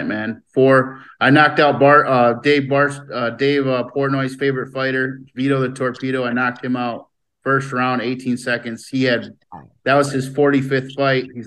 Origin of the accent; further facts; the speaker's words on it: Lansing, Michigan, United States; I was just a poor kid growing up in Lansing, Michigan